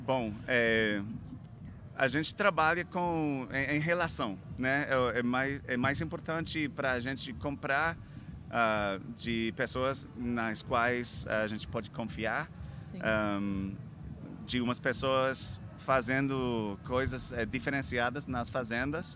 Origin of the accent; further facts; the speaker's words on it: Florida, United States; Portuguese is a second language; eu venho da, da Flórida, é, Estados Unidos